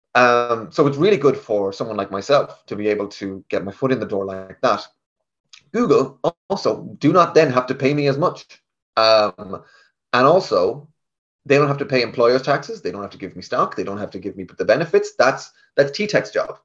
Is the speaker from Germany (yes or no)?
no; Galway, Connacht, Ireland; now in Dublin, Ireland; I'm from Galway I'm from the west of Ireland I came up to Dublin